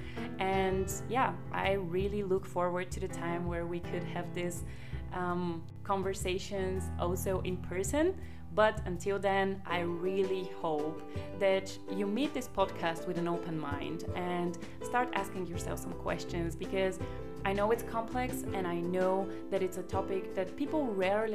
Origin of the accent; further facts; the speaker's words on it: Bulgaria; moved away as an adult; also born or lived in Germany; I feel that I am maybe 80% Bulgarian because I originally come from Bulgaria.